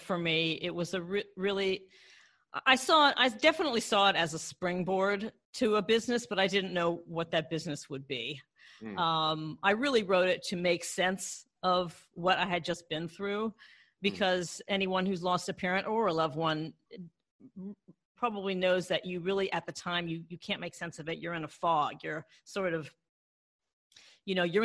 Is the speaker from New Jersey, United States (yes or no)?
no; Maryland, United States; moved away as an adult; also born or lived in Washington, D.C. / Los Angeles; I grew up in Maryland, and I was born in DC, and I grew up in Maryland what I would call the lily white suburbs.